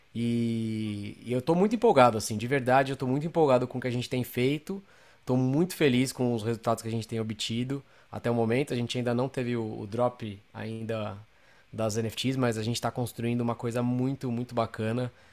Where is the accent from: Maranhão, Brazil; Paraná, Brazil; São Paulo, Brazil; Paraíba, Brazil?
São Paulo, Brazil; moved away as an adult; now in Los Angeles, United States; eu sou, sou de São Paulo, Uh, moro aqui em Los Angeles